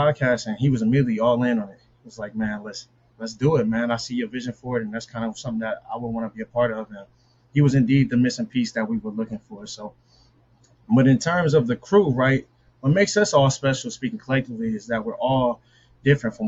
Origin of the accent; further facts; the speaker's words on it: Omaha, Nebraska, United States; moved away; also born or lived in Quincy, Illinois; I'm from Omaha, Nebraska.